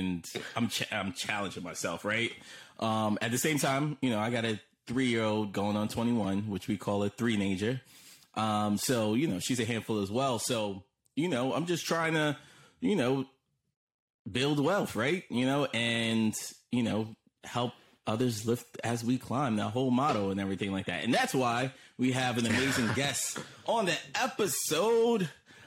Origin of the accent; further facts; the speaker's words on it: Jersey City, New Jersey, United States; we're from Jersey City